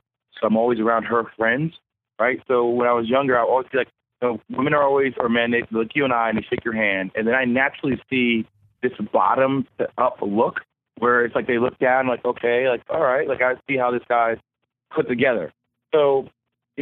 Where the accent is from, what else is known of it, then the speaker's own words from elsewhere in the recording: United States; moved away; also born or lived in the South / Durham, North Carolina; I'm from New Jersey, New York